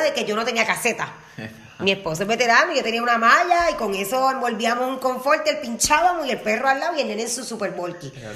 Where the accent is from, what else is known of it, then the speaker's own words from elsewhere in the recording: Utuado, Puerto Rico; Yo soy dutuado, del mejor pueblo